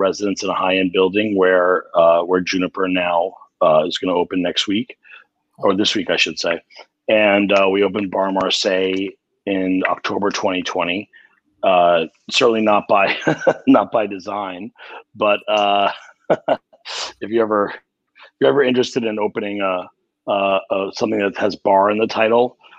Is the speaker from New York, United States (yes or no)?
yes; New York City, New York, United States; grew up in Queens myself